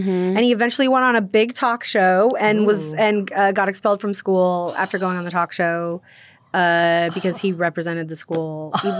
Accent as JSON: {"language": "English", "town": "Irvine", "region": "California", "country": "United States", "tie": "born or raised there", "said": "I grew up in Irvine, California, it's kind of, you know, it's kind of a attract housing community when we moved there. It was a very new community. My parents are both, my mom's from Argentina, my dad's Italian American."}